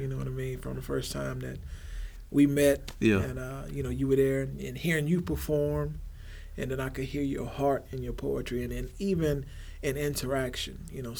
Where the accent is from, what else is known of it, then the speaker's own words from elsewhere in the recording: Heidelberg, Baden-Württemberg, Germany; born there; also born or lived in Texas; So I was born in Heidelberg, Germany. My family hails from New Orleans, Louisiana.